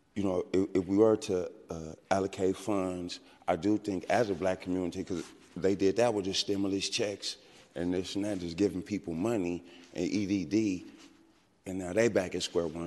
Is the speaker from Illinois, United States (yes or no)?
no; San Francisco, California, United States; also born or lived in Hunters Point, San Francisco / St. Louis; I was born and raised in San Francisco.